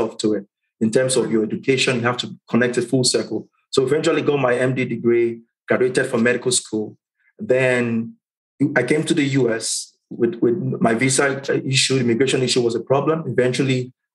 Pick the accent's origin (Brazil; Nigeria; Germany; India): Nigeria; moved away as an adult; also born or lived in Caribbean; now in Atlanta, United States; Came off the boat from Nigeria, landed on the island, culture shock, everything different for me.